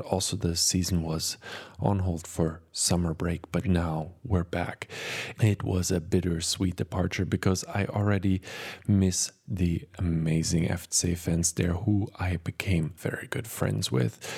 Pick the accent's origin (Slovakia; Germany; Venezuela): Germany; Cologne, North Rhine-Westphalia; moved away as an adult; now in Providence, United States; After three years of living in the U S, I finally visited my hometown again